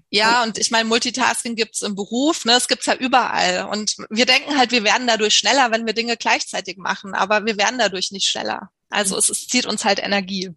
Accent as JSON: {"language": "German", "town": "Munich", "region": "Bavaria", "country": "Germany", "said": "Ich komme aus München"}